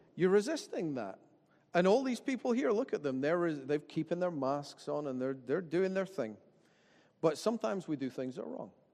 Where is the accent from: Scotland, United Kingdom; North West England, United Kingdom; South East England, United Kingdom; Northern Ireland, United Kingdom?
Scotland, United Kingdom; Dalkeith; I grew up in Dalkeith and that I went to Dalkeith High and Kings Park Primary